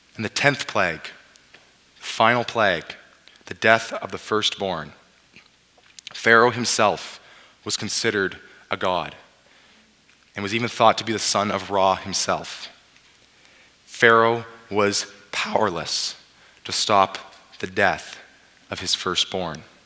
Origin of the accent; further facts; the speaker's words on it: Abbotsford, British Columbia, Canada; now in Swift Current, Canada; I grew up in Abbotsford